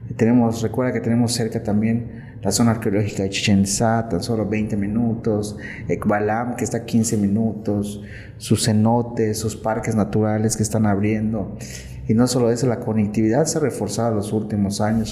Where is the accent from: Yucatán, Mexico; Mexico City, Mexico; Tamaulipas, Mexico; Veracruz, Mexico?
Yucatán, Mexico; Valladolid; yo soy vallisoletano, soy yucateco